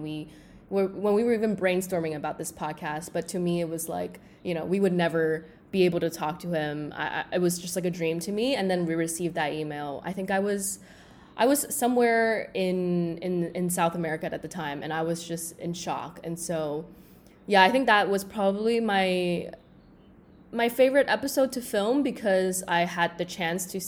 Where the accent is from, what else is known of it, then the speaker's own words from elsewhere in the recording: Shanghai, China; moved away as an adult; now in Singapore; So I am from Singapore, but I actually grew up in Shanghai, where I spent around 15 years. I moved to Singapore when I was 18